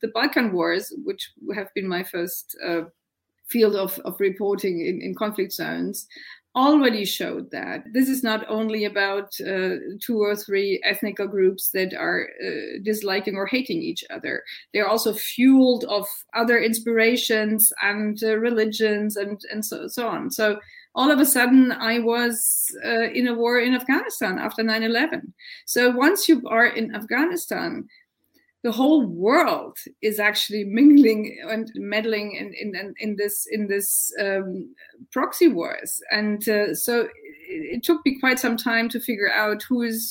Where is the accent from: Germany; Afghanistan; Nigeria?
Germany; I come from Germany